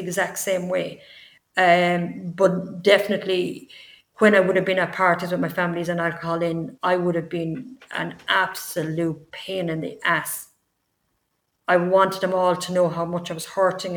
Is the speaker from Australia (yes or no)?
no; Tipperary, Munster, Ireland; also born or lived in London; I'm from Tipperary.